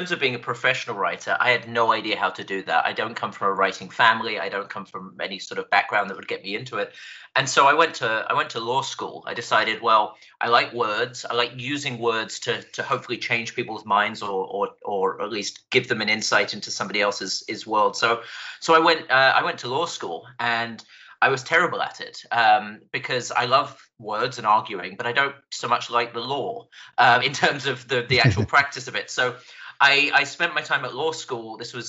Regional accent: England, United Kingdom; accent: British; also born or lived in Scotland; now in United States; I was born in Scotland. I grew up in England, and I've been in the United States for 12 years now. So my accent it's just a train wreck of different vowel sounds.

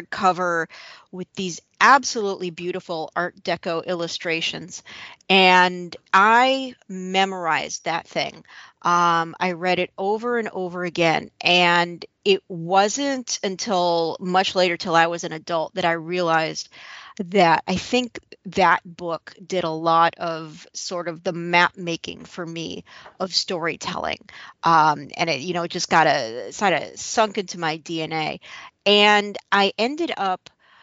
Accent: Midwest, United States; I grew up Jewish in the Midwest

